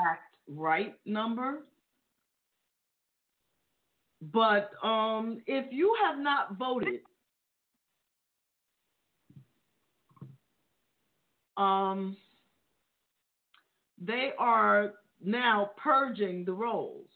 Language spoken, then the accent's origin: English; New York, United States; being that I'm from New York, we're from New York